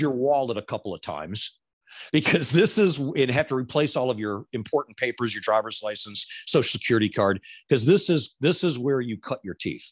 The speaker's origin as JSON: {"language": "English", "region": "Florida", "country": "United States", "said": "I'm from Florida"}